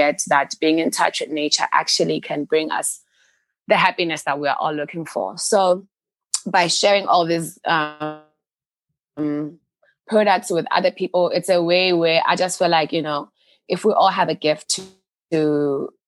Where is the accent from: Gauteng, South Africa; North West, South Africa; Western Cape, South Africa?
Western Cape, South Africa; Worcester; I grew up in the Western Cape because we were surrounded by farms in Worcester